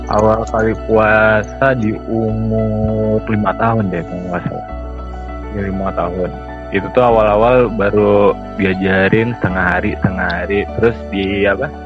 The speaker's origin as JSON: {"language": "Indonesian", "town": "Padang", "region": "West Sumatra", "country": "Indonesia", "said": "Kan kita tumbuh di tempat yang berbeda. Uh, kayak saya dari Padang, kalau capek besarnya tumbuh di Jambi, kalau Nadira di Salemba, Jakarta Pusat."}